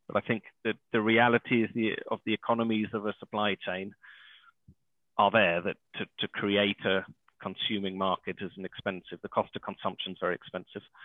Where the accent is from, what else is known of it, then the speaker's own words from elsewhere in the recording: Kenya; I grew up in Kenya and East Africa in a very privileged uh, position